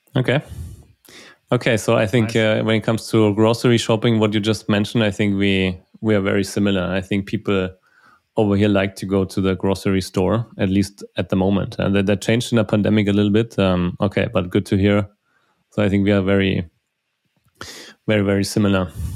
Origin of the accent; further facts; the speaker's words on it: Germany; also born or lived in Munich; we are from Germany, from Germany